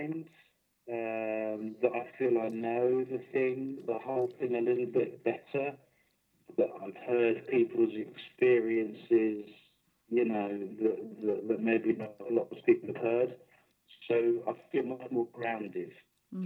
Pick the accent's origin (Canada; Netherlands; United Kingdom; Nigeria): United Kingdom; London; now in Bristol, United Kingdom; I grew up in South London as a Reform Jew.